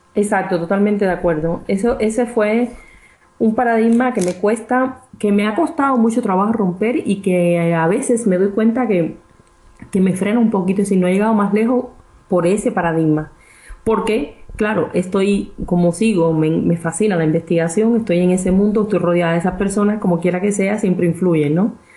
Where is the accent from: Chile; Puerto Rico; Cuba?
Cuba; moved away as an adult; also born or lived in Mexico; now in Bern, Switzerland; soy cubana de nacimiento. Y bueno, estudié en la universidad allí